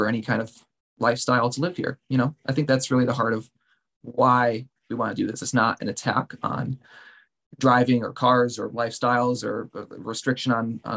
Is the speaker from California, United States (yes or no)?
no; Pittsfield, Massachusetts, United States; I was born and raised here in Pittsfield, lived here my whole life, except for my 5 years in college